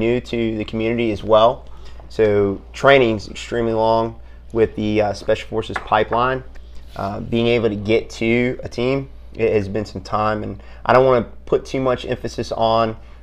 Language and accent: English; South Carolina, United States; moved away as an adult; now in Fayetteville, United States; I'm from South Carolina. I got a good family down there